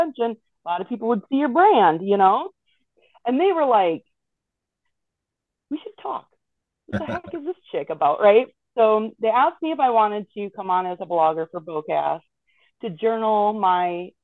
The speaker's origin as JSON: {"language": "English", "region": "Wisconsin", "country": "United States", "tie": "born or raised there", "said": "I grew up in Wisconsin, you know, the land of deer hunting"}